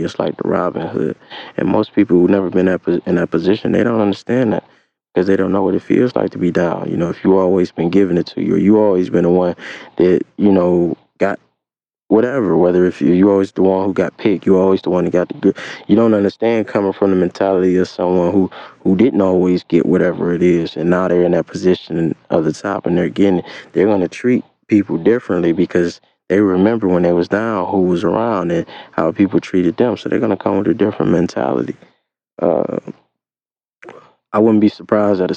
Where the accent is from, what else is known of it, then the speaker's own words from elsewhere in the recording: Cleveland, Ohio, United States; I'm from Cleveland